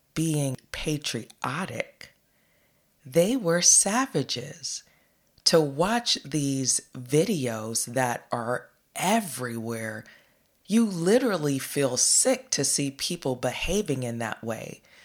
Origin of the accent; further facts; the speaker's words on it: United States; we as American people